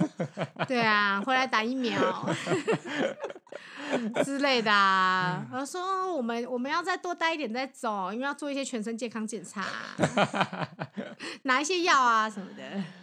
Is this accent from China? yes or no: no; southern Taiwan, Taiwan; 因为我是南部人嘛